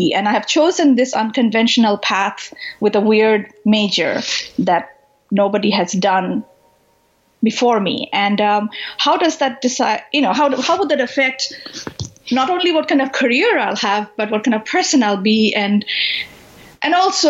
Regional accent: Kolkata, West Bengal, India; moved away as an adult; also born or lived in New Delhi; So I grew up, I was born in Calcutta in India, in eastern India, and I lived there for the first 18 years of my life. I left Calcutta after high school to go to college in New Delhi.

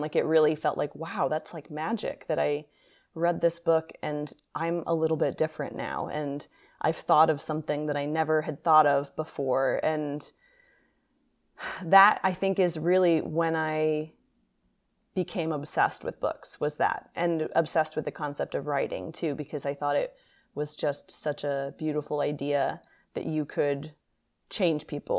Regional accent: Kentucky, United States; also born or lived in Ohio; New York, for a kid who was growing up in Kentucky and Ohio, New York also felt very exotic to me.

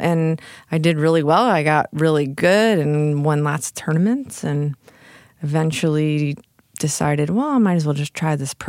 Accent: Chicago, Illinois, United States; In Chicago area.

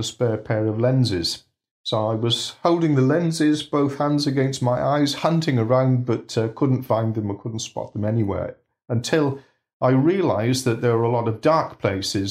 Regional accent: Bridgend, Wales, United Kingdom; now in Yorkshire, United Kingdom; I was born in Bridgend in South Wales.

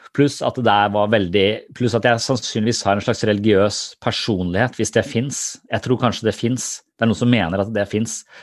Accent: Tønsberg, Vestfold, Norway

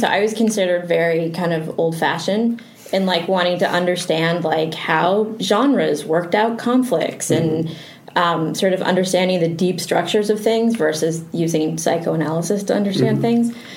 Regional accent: Canada; moved away as an adult; now in Los Angeles, United States; I just had a very hard time growing up in Canada

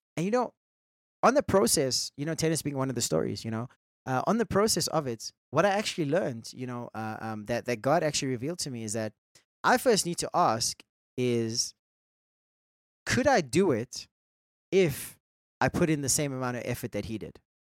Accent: India; I'm Indian

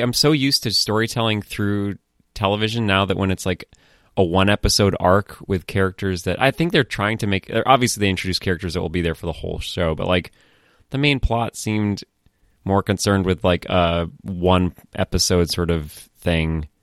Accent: Falmouth, Maine, United States; moved away; also born or lived in Boston; i grew up in Falmouth, Maine

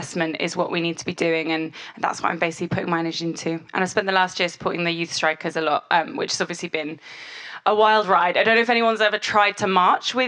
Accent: Yorkshire and the Humber, United Kingdom; I'm actually from Yorkshire

